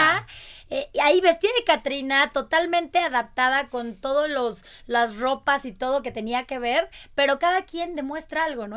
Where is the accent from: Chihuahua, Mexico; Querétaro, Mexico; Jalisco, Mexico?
Querétaro, Mexico; yo soy queretana